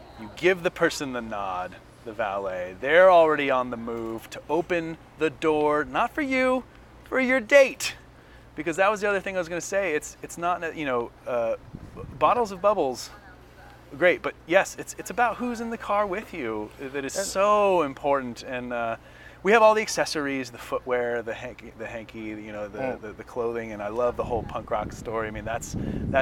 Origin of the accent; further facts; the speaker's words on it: Northern California, United States; I grew up in Northern California